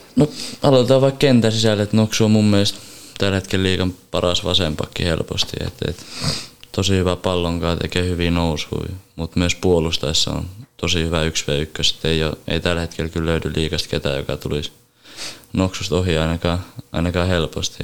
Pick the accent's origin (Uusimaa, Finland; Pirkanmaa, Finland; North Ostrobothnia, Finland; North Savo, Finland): North Ostrobothnia, Finland; Oulu; mä oon Oulusta kotoisin